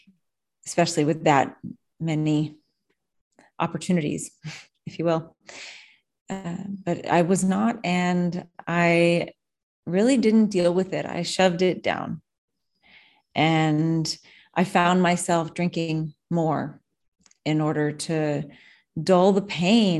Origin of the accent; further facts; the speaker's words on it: New Orleans, Louisiana, United States; I'm from New Orleans and we were in Florida